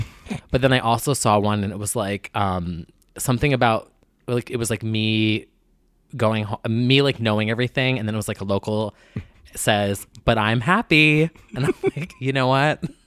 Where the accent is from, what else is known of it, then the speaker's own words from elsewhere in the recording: New Jersey, United States; I'm from New Jersey